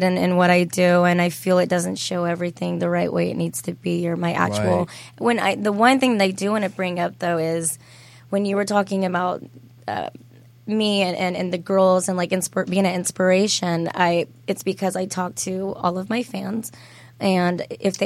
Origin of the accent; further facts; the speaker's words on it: United States; I was born, I grew up in Madison County also